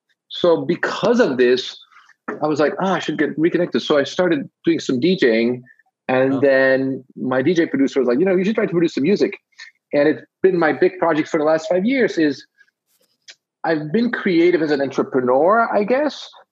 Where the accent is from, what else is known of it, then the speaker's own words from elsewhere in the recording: Belgium; I'm from Belgium, but I went to the international school.